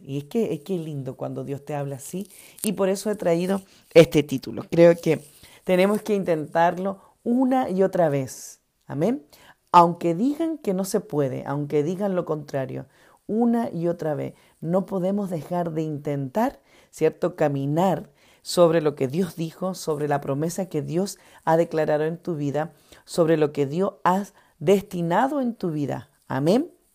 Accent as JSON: {"language": "Spanish", "country": "Argentina", "tie": "born or raised there", "also_born_or_lived": "Chile / Ecuador", "moved": "yes", "lives_now": "United States", "said": "Me crié en Argentina, al ladito de Chile. Amo esa ciudad, amo ese país, porque es mi país de crianza, a pesar que he nacido en Chile."}